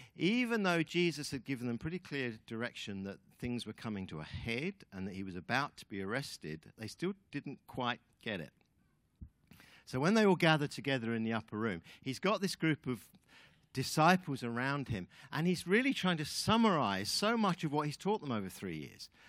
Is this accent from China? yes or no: no; United Kingdom; moved away as an adult; also born or lived in New Zealand; Linda and I are Brits. Um, we are ex New, ex Kiwis, I guess. We've kind of lived there for about fifteen years on and off, but really we're British